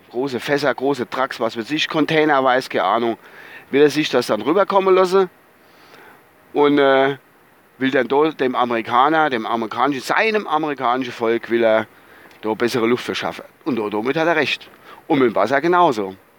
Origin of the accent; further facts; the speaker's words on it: Rhineland-Palatinate, Germany; bei uns so in der Palz